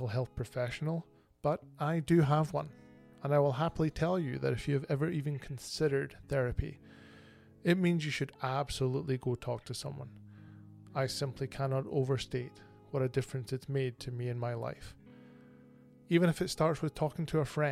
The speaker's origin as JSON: {"language": "English", "region": "Bonnie Scotland", "country": "United Kingdom", "moved": "as an adult", "lives_now": "Canada", "said": "I hail originally from Bonnie, Scotland, and I moved to Canada in 2008."}